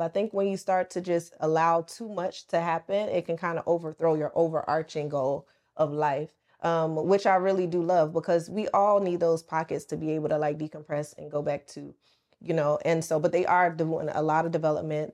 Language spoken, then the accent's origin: English; the South, United States; moved away as an adult; also born or lived in Atlanta; now in Dubai, United Arab Emirates; I'm from the South. I'm a country girl.